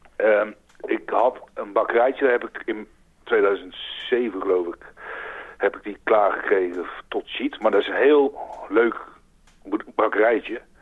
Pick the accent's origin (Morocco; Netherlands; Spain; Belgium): Netherlands; North Brabant; moved away as an adult; also born or lived in Utrecht; now in France; geboren in Utrecht en getogen in Brabant